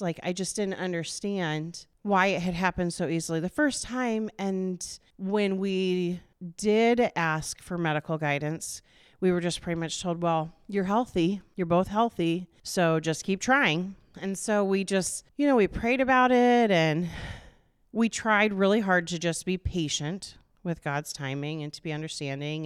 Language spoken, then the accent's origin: English; Des Moines, Iowa, United States; moved away as an adult; also born or lived in Norwalk, Iowa; now in Indianola, United States; I grew up in Des Moines, on the east side over by the state fairgrounds